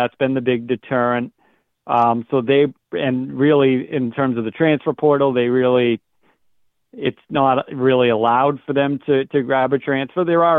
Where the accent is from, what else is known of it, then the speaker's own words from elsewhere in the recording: Northern New Hampshire, United States; I'm from Northern New Hampshire, but my family has very high, you know, they're French-Canadian descent